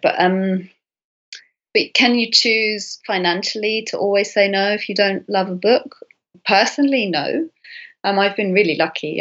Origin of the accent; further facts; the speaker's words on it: United Kingdom; I'm British